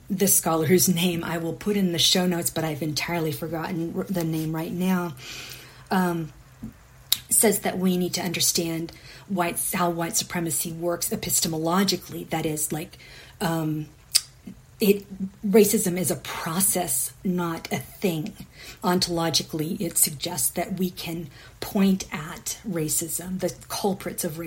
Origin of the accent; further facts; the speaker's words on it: McKinney, Texas, United States; McKenning, my hometown